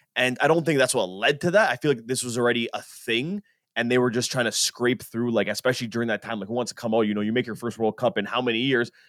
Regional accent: Canada; we're Canadian

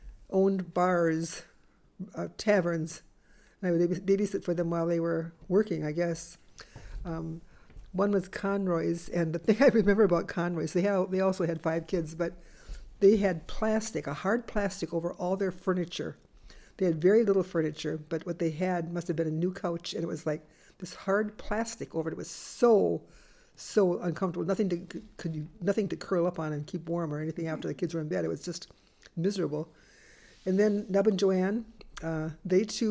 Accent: Ellsworth, Wisconsin, United States; moved away as an adult; also born or lived in Racine, Wisconsin; I had to go home for something, and so I flew to Minneapolis, and then I had to drive from Minneapolis to Ellsworth

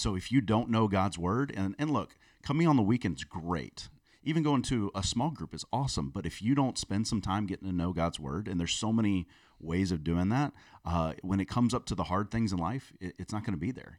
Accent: South Florida, United States; I grew up in South Florida

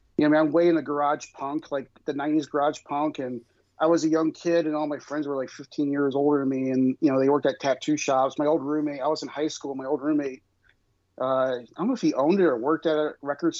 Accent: Illinois, United States; Grew up in a small farm town. I grew up in Illinois.

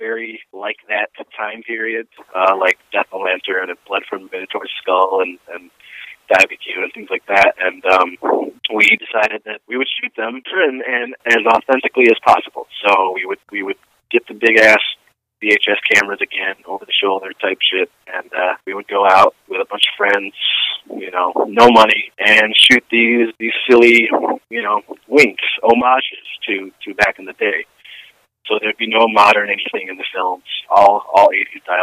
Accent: Rochester, New York, United States; I am a filmmaker from Rochester, New York

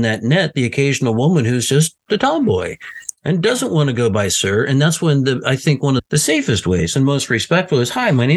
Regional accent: the South, United States; living and growing up in the South

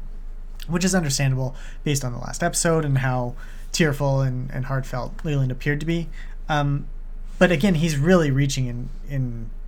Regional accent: Canada; I'm Canadian

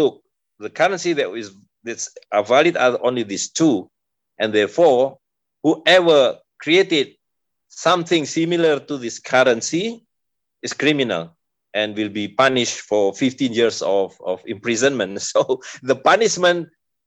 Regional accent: Depok, West Java, Indonesia; in Depok, in my hometown

